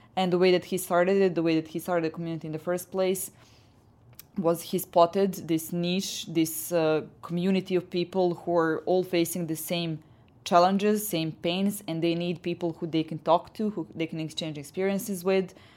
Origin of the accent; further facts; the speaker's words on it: Serbia; I come from Serbia